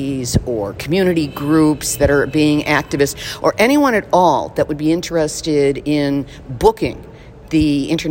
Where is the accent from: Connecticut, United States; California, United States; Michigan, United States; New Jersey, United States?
California, United States; Los Angeles; I would certainly welcome you to my hometown, because I think